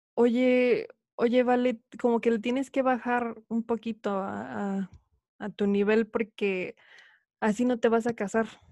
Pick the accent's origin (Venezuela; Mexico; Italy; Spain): Mexico; moved away as an adult; also born or lived in Idaho, United States; now in Utah, United States; nací y crecí en México, pero actualmente resido en Estados Unidos, específicamente en Utah